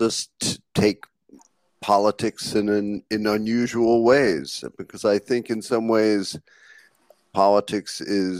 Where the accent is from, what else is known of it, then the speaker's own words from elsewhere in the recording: New York, United States; Well, my family's lived in Lower East Side for over 100 years, but I went to college upstate.